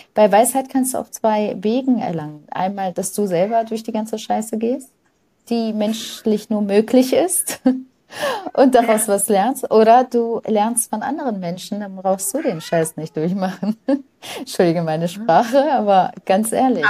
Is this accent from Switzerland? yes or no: no; Lebanon; now in Germany; ich bin im Libanon in einer Nonnenschule groß geworden